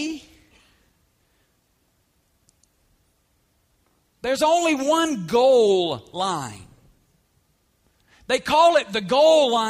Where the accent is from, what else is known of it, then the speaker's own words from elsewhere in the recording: Alabama, United States; moved away as an adult; also born or lived in Woodstock; now in Las Vegas, United States; I grew up in Alabama, and when you grow up in Alabama, college football is like a way of life